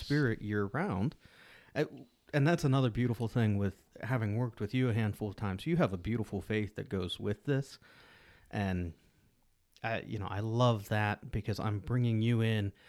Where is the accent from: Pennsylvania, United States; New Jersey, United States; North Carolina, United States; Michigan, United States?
Pennsylvania, United States; Pittsburgh; growing up in Pittsburgh